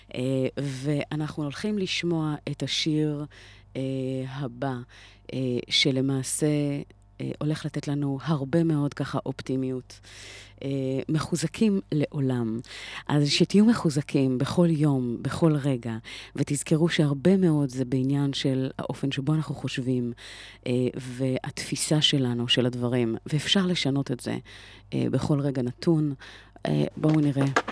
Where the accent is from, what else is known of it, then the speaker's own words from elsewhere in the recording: Israel; כיהודים, כישראלים, עברנו היסטוריה כל כך לא פשוטה